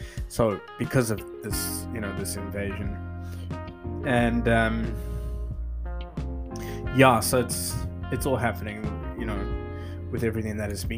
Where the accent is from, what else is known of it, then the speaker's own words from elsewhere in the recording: South Africa; as a South African